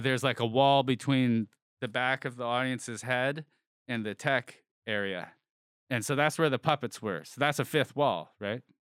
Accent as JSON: {"language": "English", "area": "near San Francisco", "region": "California", "country": "United States", "tie": "born or raised there", "said": "I grew up near San Francisco"}